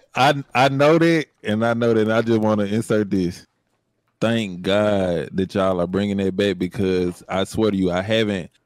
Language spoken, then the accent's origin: English; Jackson, Mississippi, United States; growing up in the hood, I'm from I'm from Jackson, Mississippi.